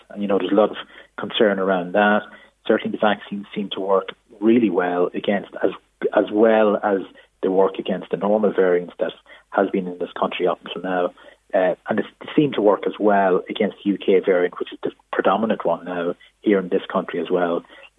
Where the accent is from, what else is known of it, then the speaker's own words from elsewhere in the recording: Israel; I'm from Israel